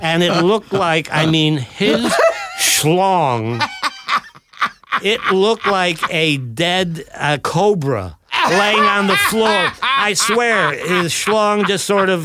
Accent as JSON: {"language": "English", "region": "Ohio", "country": "United States", "moved": "yes", "said": "I'm this guy from Ohio"}